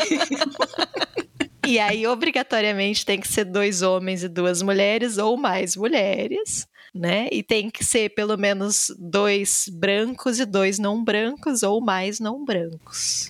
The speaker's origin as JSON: {"language": "Portuguese", "region": "Rio Grande do Sul", "country": "Brazil", "tie": "born or raised there", "also_born_or_lived": "Salvador, Bahia", "said": "apesar de baiana, eu cresci no Rio Grande do Sul"}